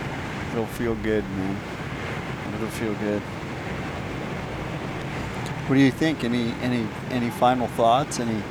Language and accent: English; United States; just being an American gives us that much more respect while we're out there.